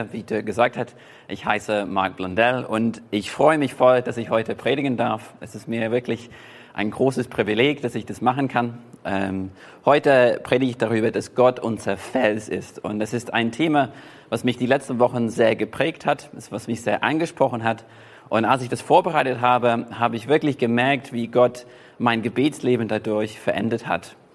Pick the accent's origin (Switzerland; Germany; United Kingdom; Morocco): United Kingdom; England; und es gibt auch aus meiner Heimat, gibt zum Beispiel die White Cliffs of Dover oder die Weiße Klippen in Dover.